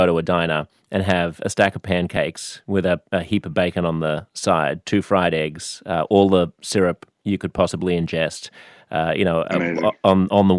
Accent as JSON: {"language": "English", "country": "United States", "said": "speaking as an American"}